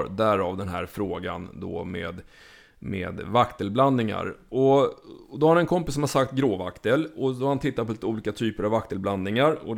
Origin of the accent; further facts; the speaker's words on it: Småland, Sweden; vilket inte vill säga lite eftersom jag är från Småland.